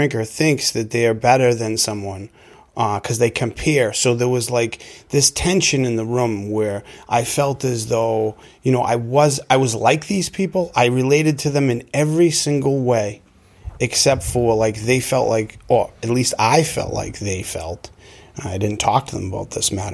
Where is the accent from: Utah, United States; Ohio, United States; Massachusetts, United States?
Massachusetts, United States; Melrose; I grew up in Melrose, Massachusetts, up on the North Shore.